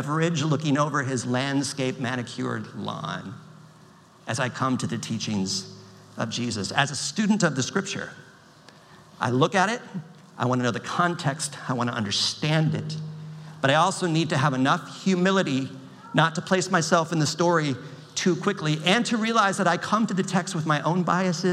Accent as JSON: {"language": "English", "country": "United States", "tie": "born or raised there", "said": "I'm an American citizen. I'm not ashamed of that. I'm grateful to have been born in this country"}